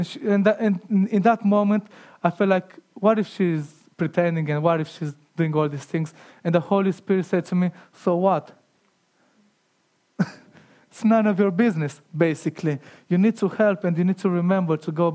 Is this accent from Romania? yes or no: yes; Romania; moved away; growing up in Romania